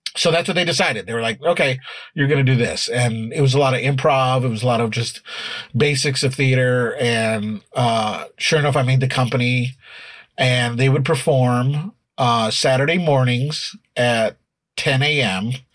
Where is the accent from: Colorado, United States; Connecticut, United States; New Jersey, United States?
Colorado, United States; Denver; now in Chicago, United States; when I grew up there, Denver had ten high schools